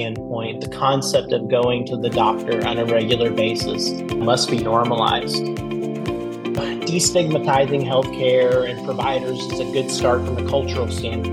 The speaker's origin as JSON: {"language": "English", "town": "St. Louis", "region": "Missouri", "country": "United States", "tie": "born or raised there", "also_born_or_lived": "Detroit, Michigan / New York City", "moved": "yes", "said": "I was born outside of Detroit and raised in the St. Louis, Missouri area."}